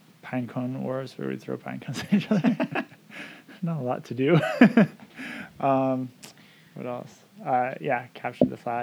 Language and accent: English; Camano Island, Washington, United States; also born or lived in Edmonds, Washington; I grew up here mostly on Camino. I think my family moved in 1990